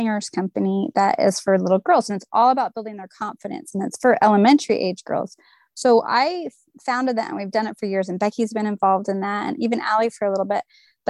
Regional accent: California, United States; And I'm born and raised in Southern California. And we are a beach family. We love it so much.

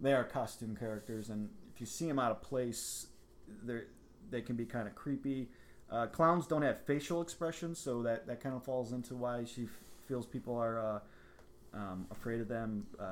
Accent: Milwaukee, Wisconsin, United States; we are from Milwaukee

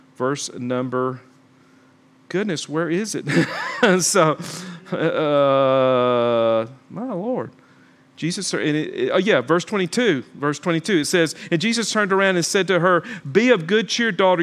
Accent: Talladega, Alabama, United States; I'm from Talladega, Alabama

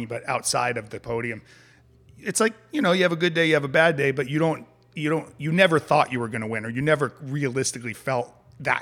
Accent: New England, United States; growing up in New England

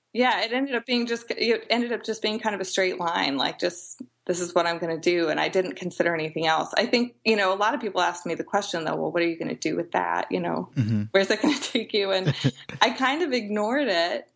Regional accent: Edwardsville, Illinois, United States; now in Peoria, United States; I grew up in Edwardsville, uh, Glen Carbon area, which is about 20 minutes outside of St. Louis.

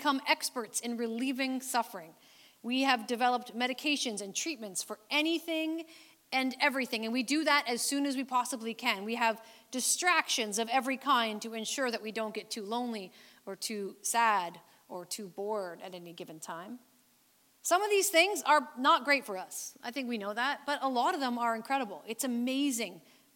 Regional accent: Canada; Canadian believers

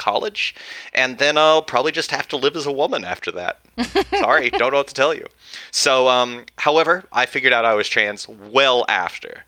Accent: West Texas, United States; growing up in Texas

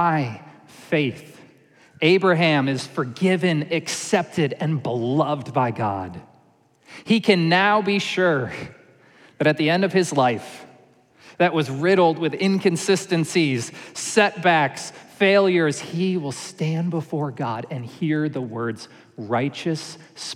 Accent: New York, United States; moved away; I grew up in New York

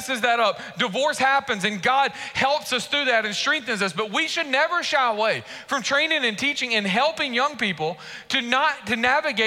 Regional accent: Warner Robins, Georgia, United States; moved away; also born or lived in Macon, Georgia / Raleigh-Durham, North Carolina; I grew up in Warner Robins when Warner Robins was smaller. When I moved to Warner Robins, we moved from Macon

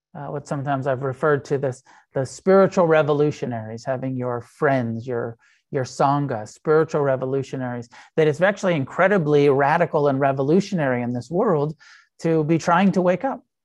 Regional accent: United States; I'm an American

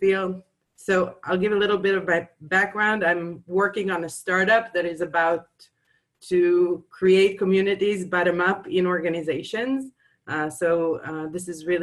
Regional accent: Jerusalem, Jerusalem District, Israel; I'm from Jerusalem in Israel.

